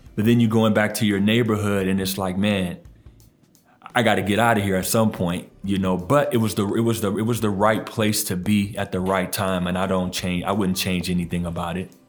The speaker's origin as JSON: {"language": "English", "town": "Tacoma", "region": "Washington", "country": "United States", "tie": "born or raised there", "also_born_or_lived": "New Orleans, Louisiana / Roseburg, Oregon / Idaho", "moved": "as an adult", "lives_now": "Portland, United States"}